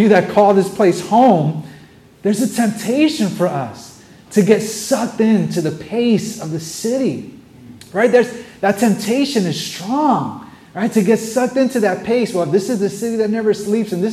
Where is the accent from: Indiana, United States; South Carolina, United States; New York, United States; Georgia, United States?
New York, United States; New York City; I'm a New Yorker. I'm born and raised here